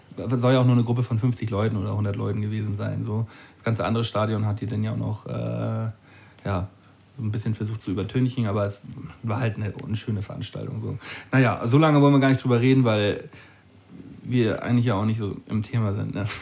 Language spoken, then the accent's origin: German; a village next to Dollerup, near Flensburg, Schleswig-Holstein, Germany; ein, ein, Dorf weiter von meinem Dorf so, wo ich, wo ich herkomme.